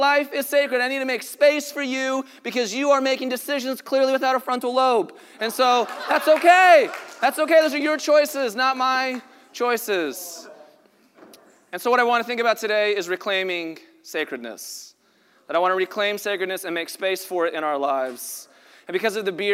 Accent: Colorado, United States; now in Los Angeles, United States; I'm from Colorado

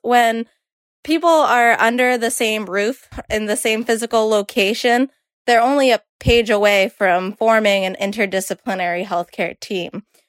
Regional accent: Boston, Massachusetts, United States; I'm from Boston

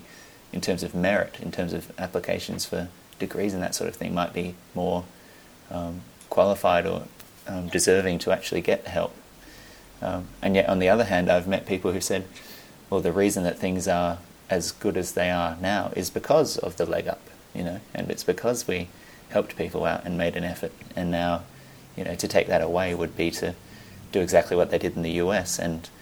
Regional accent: Australia; moved away as an adult; now in New Zealand; I'm Australian.

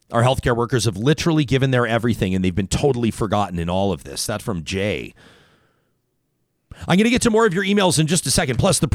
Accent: Calgary, Alberta, Canada; moved away as an adult; now in Edmonton, Canada; I'm born and raised in Calgary. I love Calgary

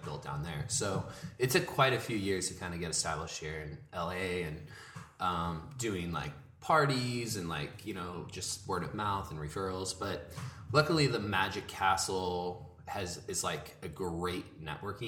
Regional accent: San Diego, California, United States; moved away as an adult; also born or lived in Lake Tahoe; now in Los Angeles, United States; I grew up so close to here, like in San Diego, North County, San Diego.

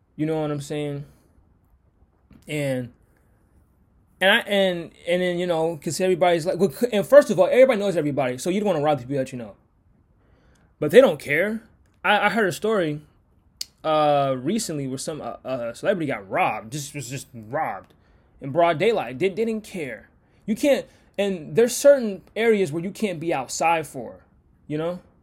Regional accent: Washington, United States; I'm from Washington

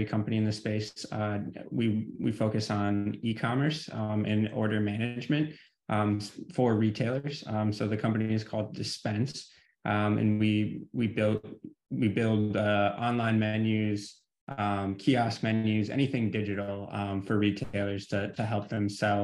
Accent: Michigan, United States; also born or lived in California / Oregon; I am from Michigan.

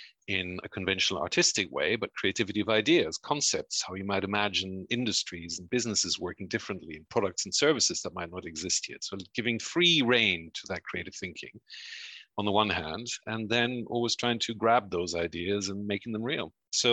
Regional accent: Belgium; also born or lived in United States / Mexico; now in United Kingdom; Half of my family are German, the other half are Uruguayan, but I was born in the US and I grew up in Belgium and Mexico and then came to the UK.

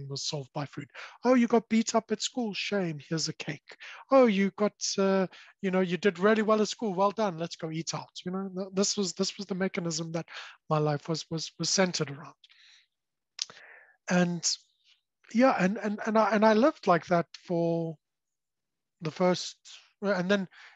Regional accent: South Africa; I was born and raised in South Africa, so the accent may have given it away

